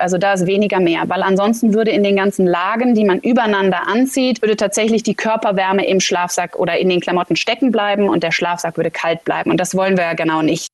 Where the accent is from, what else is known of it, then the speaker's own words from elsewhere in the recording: Cologne, North Rhine-Westphalia, Germany; Ich bin selber gebürtig aus der Region Köln